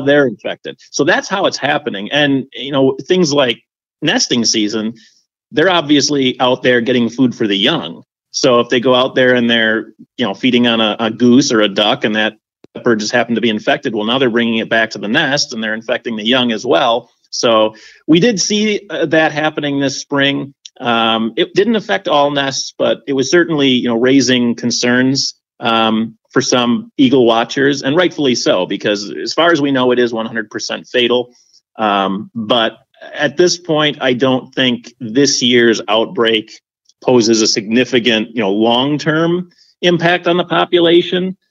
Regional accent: Winona, Minnesota, United States; I live in Winona, Minnesota, down in the southeast corner. And growing up in Winona

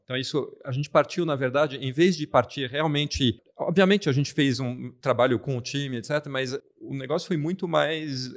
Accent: France; Portuguese is a second language; now in Brazil; Eu sou francês

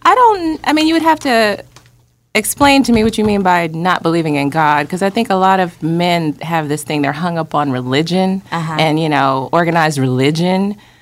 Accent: Atlanta, Georgia, United States; No, I'm …. I'm born and raised in Atlanta, family girl, love outdoors.

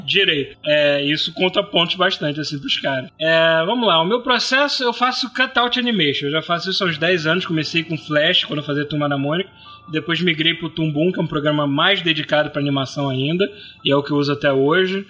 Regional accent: Brazil; eu sou brasileiro

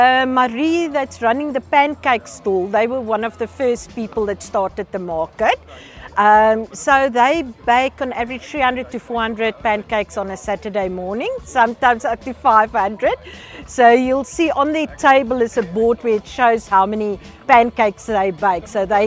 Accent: Pretoria, Gauteng, South Africa; moved away as an adult; now in Prince Albert, South Africa; When I told people I'm going to move to Prince Albert, I was from Pretoria, working with a big food market.

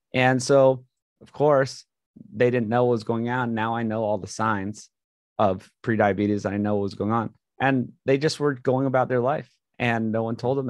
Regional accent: Hawaii, United States; moved away as an adult; grew up in Hawaii, went to a great school, uh, got into U C L A mechanical engineering

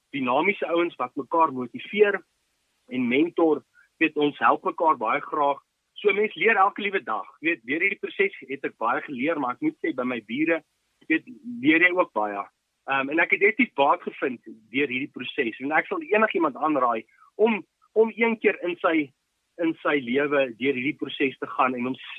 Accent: Ermelo, Mpumalanga, South Africa; also born or lived in Potchefstroom; ek is gebore in Ermelo en ek het hier so groot geword.

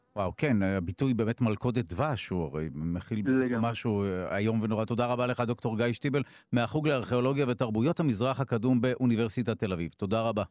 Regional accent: Netanya, Central District, Israel; לעיר הולדתי נתניה, שם היה קונסרבטוריון

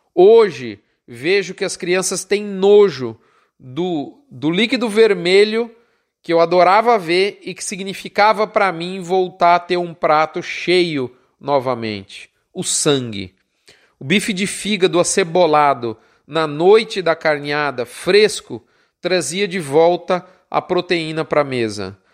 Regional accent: São Paulo, Brazil; eu deixava a capital de São Paulo, onde eu vivia, onde eu nasci, para ficar meses no interior do Mato Grosso do Sul, e por isso mesmo eu acabei escolhendo a profissão da medicina veterinária, apesar de ser paulistano

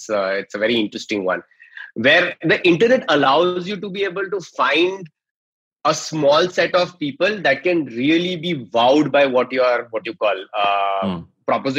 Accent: Mumbai, Maharashtra, India; I'm from Bombay

